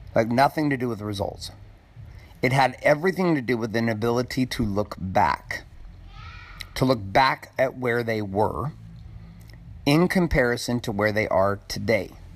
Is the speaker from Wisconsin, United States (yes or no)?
no; Stockton, California, United States; growing up in Stockton, California